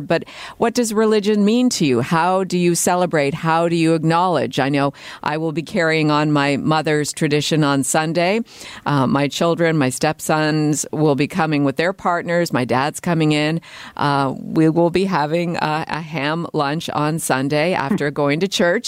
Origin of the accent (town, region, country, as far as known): Canada; born or raised there